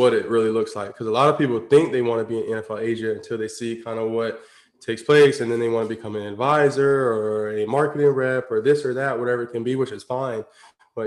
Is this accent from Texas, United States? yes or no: no; Tampa, Florida, United States; I'm from Tampa, Florida